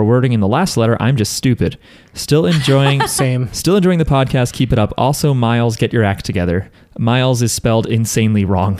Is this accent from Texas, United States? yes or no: no; New Jersey, United States; We're from New Jersey.